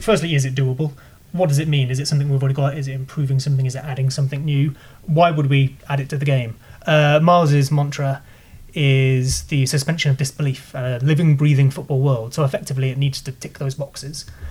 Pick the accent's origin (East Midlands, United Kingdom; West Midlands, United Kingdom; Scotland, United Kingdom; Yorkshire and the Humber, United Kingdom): West Midlands, United Kingdom; Leamington Spa; I'm from Leamington